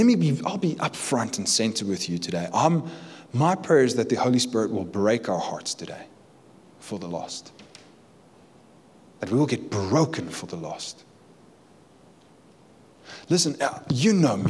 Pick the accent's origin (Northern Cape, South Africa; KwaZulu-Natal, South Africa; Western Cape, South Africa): Western Cape, South Africa; Cape Town; I'm from Cape Town